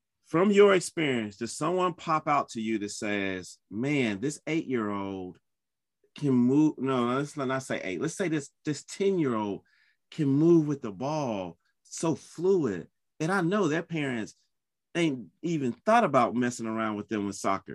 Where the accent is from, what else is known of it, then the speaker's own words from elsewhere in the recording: North Carolina, United States; also born or lived in United Kingdom; I grew up in North Carolina